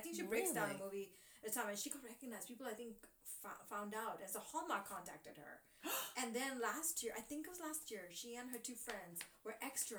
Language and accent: English; Dubai, United Arab Emirates; moved away; growing up in Dubai